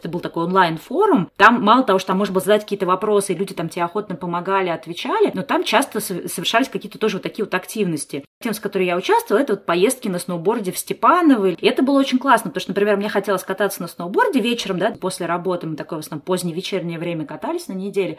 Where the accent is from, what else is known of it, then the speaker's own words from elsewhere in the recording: Saint Petersburg, Russia; moved away; also born or lived in Moscow; я-то сама не из Москвы, я из Питера